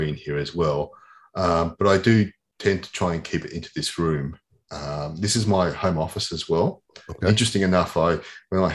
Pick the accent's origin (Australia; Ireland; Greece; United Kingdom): Australia; I grew up in Australia.